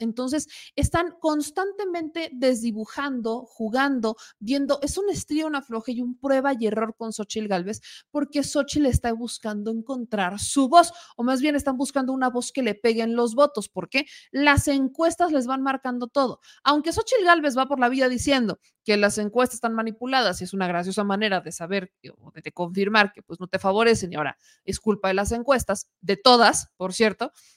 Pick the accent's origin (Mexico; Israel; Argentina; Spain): Mexico; Puebla; soy poblana